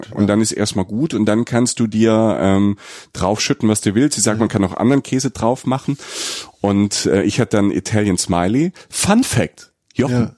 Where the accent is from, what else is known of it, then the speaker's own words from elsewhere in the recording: Rhineland-Palatinate, Germany; ich komme ja aus der Pfalz, ne, aus äh, Südwestdeutschland. Bei uns in der Familie gab es auch viel Innereien